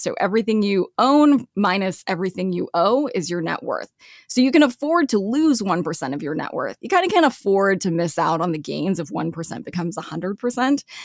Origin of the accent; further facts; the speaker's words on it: Los Angeles, California, United States; moved away as an adult; also born or lived in Lexington, Kentucky / Sioux Falls, South Dakota / Milwaukee; I grew up in L A.